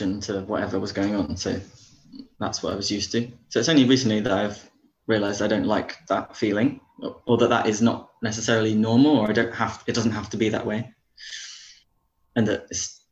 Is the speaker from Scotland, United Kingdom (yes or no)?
no; Dorset, South West England, United Kingdom; I'm from Dorset